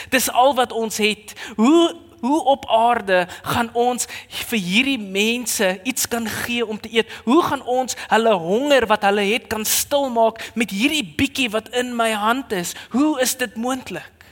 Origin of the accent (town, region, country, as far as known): South Africa